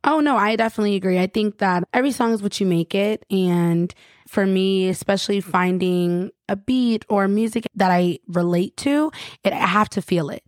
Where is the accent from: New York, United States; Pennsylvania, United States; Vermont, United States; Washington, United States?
New York, United States; Rochester; moved away as an adult; also born or lived in Long Island, New York; I grew up in Rochester, and it was the suburbs and stuff.